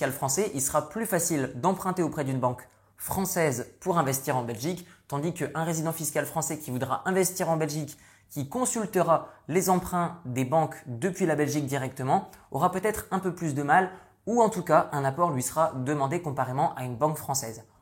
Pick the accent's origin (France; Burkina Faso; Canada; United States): France; northern France; moved away; Vous le savez certainement mais je suis issu du nord de la France, j'ai quitté la France il y a de ça de nombreuses années